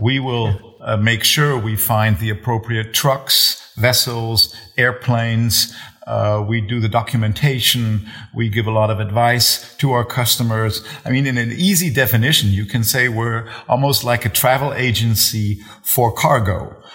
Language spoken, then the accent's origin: English; Germany; also born or lived in United States; as a child of German parents, not even German oh. parents, but parents from Bremen